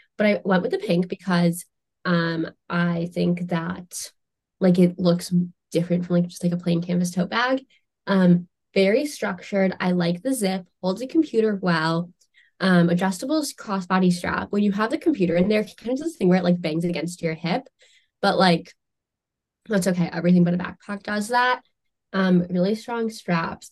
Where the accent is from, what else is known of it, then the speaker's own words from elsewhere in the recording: United States; as an American